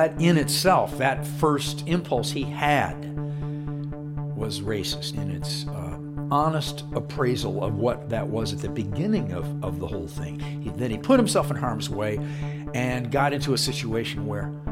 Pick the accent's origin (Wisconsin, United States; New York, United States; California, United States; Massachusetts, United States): Wisconsin, United States; my home state of Wisconsin